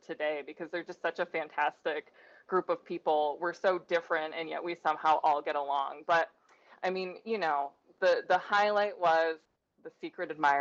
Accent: Sturgis, United States; that's my hometown

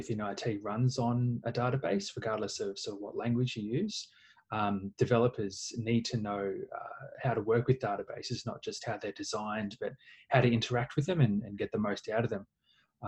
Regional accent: Melbourne, Victoria, Australia; I'm from Melbourne in Australia.

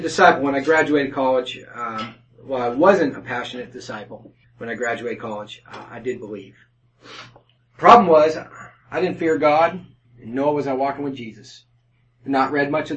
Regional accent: Haverhill, Massachusetts, United States; moved away; I grew up in Haverhill, Massachusetts, which is a working class suburb

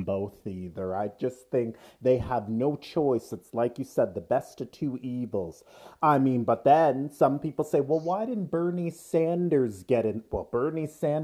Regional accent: Canada; We are Canadian. You and I are both Canadian. We're in Canada

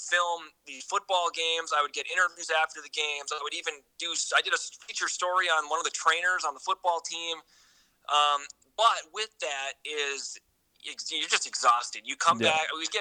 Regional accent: Hinckley, Minnesota, United States; moved away as an adult; also born or lived in Bismarck, North Dakota / Duluth, Minnesota; now in Madison, United States; My parents, in my hometown, we mainly get the Twin Cities news stations

